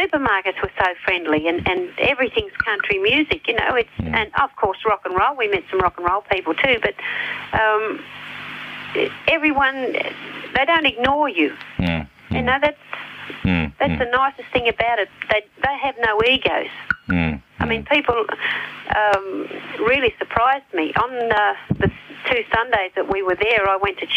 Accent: Australia; I'm still Australian, and I still love working in Australia and meeting the Australian people

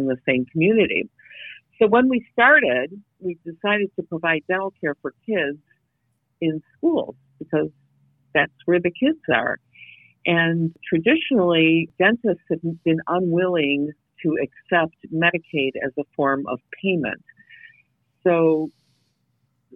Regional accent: Detroit, Michigan, United States; I'm from Detroit

